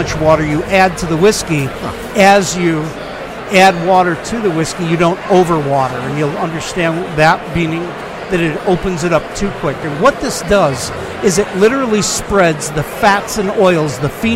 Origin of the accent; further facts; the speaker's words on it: Chicago, Illinois, United States; moved away as an adult; now in Phoenix, United States; I grew up in Chicago area